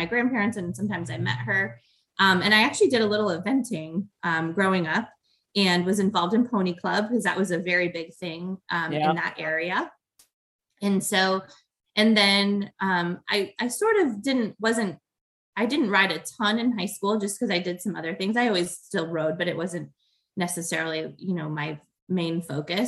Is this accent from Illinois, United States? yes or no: yes; Chicago, Illinois, United States; now in Ohio, United States; So I grew up in outside of Chicago